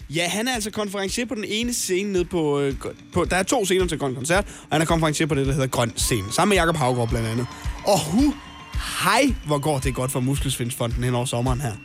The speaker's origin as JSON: {"language": "Danish", "area": "North Jutland", "region": "North Denmark Region", "country": "Denmark", "said": "som nordjyde"}